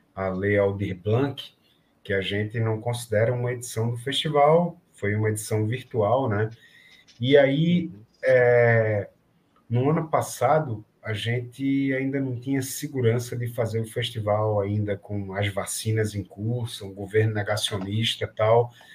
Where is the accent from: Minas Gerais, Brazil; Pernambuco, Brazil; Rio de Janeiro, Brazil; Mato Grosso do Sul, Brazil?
Pernambuco, Brazil; Recife; alguém de Recife, de Pernambuco